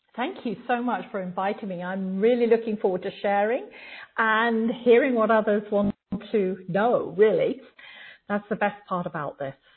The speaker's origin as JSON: {"language": "English", "region": "England", "country": "United Kingdom", "tie": "born or raised there", "said": "growing up in England"}